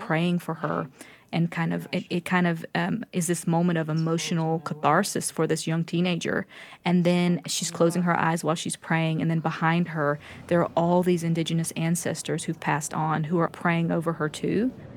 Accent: Lumberton, North Carolina, United States; I told him I was from Lumberton

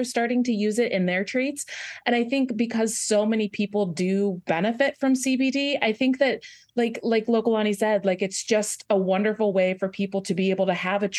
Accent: Lake Stevens, Washington, United States; now in Nashville, United States; I grew up in Lake Stevens, Washington

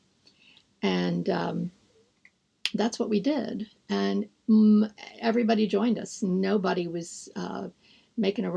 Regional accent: Miami, Florida, United States; now in Terre Haute, United States; I'm actually from Florida, from Miami, Florida

